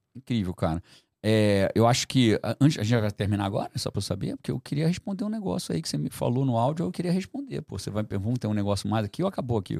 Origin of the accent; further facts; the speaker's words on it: Brazil; Nasci no Brasil, vou continuar fazendo em português